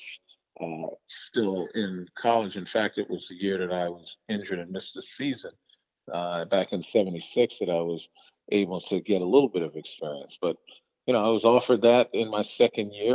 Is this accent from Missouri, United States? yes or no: no; New York City, New York, United States; growing up in New York City